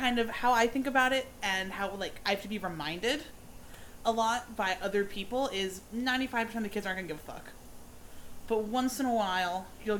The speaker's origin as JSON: {"language": "English", "region": "New Jersey", "country": "United States", "also_born_or_lived": "upstate New York", "moved": "as an adult", "lives_now": "Florida, United States", "said": "I moved down to Florida about 2 years ago. We're going on 2 years. Mm-hmm. I'm from New Jersey. Went to school in upstate New York and kind of just fell down to Florida 2 years ago"}